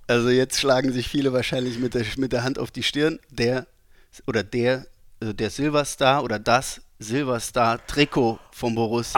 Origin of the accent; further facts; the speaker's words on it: Saarland, Germany; als äh, gebürtiger Saarländer